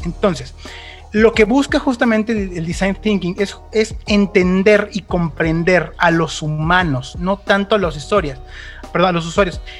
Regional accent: Mexico; de México para el mundo

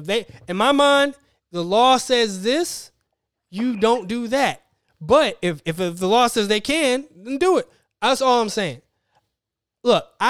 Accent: Tallahassee, Florida, United States; moved away as an adult; I'm from Tallahassee, which is the capital of Florida.

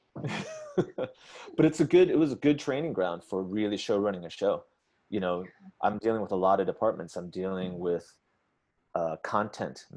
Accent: United States; as most Asian Americans growing up in America

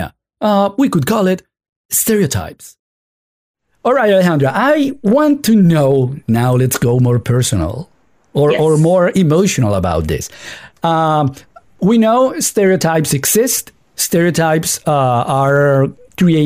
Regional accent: Venezuela; I'm from Venezuela

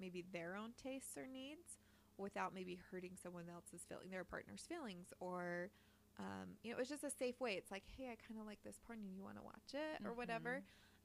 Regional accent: Utah, United States; we're recording from Utah. We're from Utah. We're a fucking weird-ass state

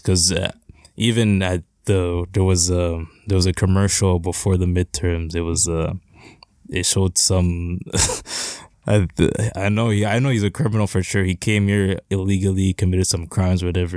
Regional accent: Canada; as a Canadian

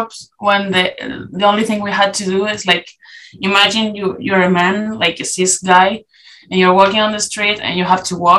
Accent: Chile; English is a second language; now in Lille, France; we come from Chile

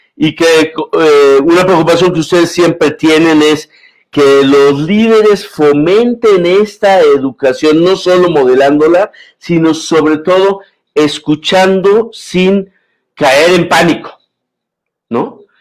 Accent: Mexico; como mexicano, como comunicador, como filósofo, como cincuentón

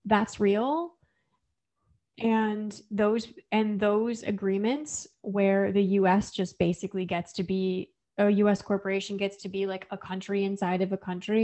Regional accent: Flint, Michigan, United States; I'm from Flint, Michigan

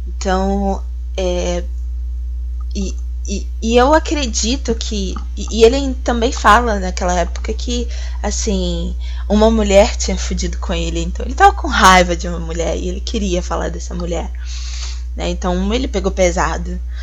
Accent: Rio de Janeiro, Brazil; eu sou do Rio de Janeiro

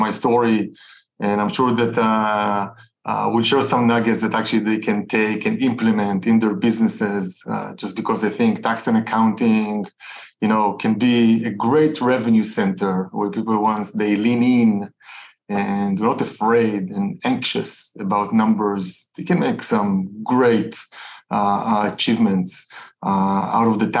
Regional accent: Tel Aviv, Tel Aviv District, Israel; So I'm Israeli, you know, I grew up in Tel Aviv, grew up in a very entrepreneurial home.

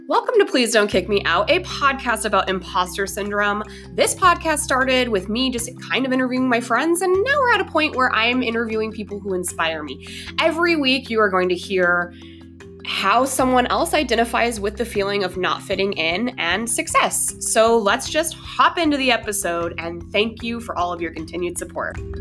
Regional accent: Colorado, United States; moved away as an adult; also born or lived in Denver; I'm from Colorado.

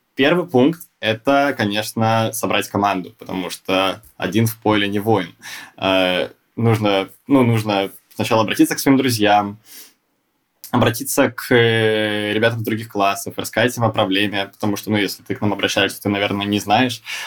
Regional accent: Saint Petersburg, Russia; я тоже из Санкт-Петербурга

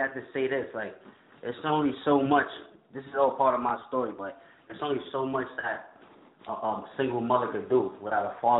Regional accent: Queensbridge, New York, United States; growing up in Queensbridge, I'm seeing …, …, …, …, …, ….

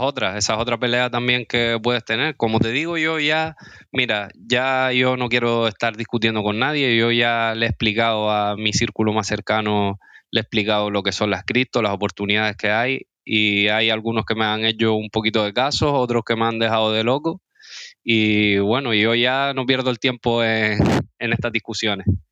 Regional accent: Las Palmas de Gran Canaria, Canary Islands, Spain; yo soy de Las Palmas de Gran Canaria, tengo 27 años

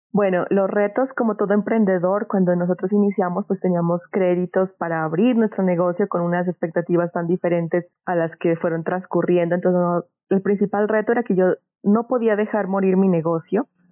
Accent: Pasto, Nariño, Colombia; nací en Pasto, soy de esta tierra

